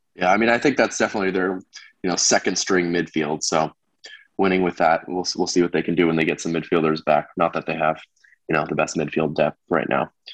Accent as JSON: {"language": "English", "country": "United States", "said": "as an American"}